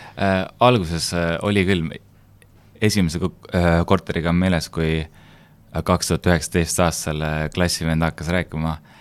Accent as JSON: {"language": "Estonian", "area": "Hiiumaa", "region": "Hiiu County", "country": "Estonia", "tie": "born or raised there", "said": "sündinud ja kasvanud Hiiumaal"}